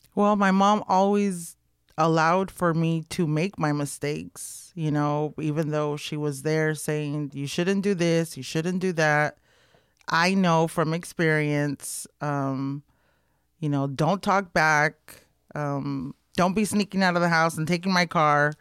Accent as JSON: {"language": "English", "town": "Los Angeles", "region": "California", "country": "United States", "tie": "born or raised there", "said": "Boyle Heights, born and raised in East L"}